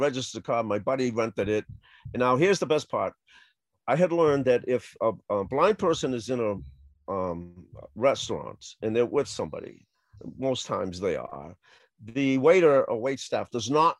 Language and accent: English; Boston, Massachusetts, United States; I grew up in Roxbury